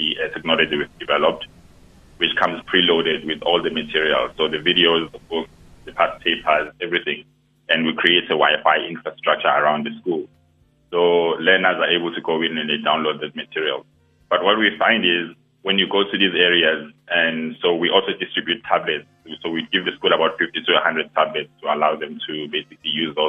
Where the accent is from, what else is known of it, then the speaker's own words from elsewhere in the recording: Durban, KwaZulu-Natal, South Africa; I grew up in Mlazi